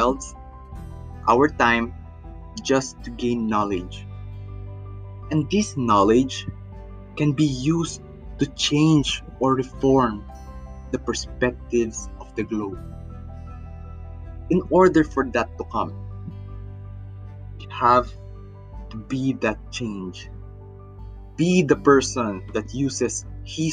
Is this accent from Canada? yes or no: no; Philippines; I am from the Philippines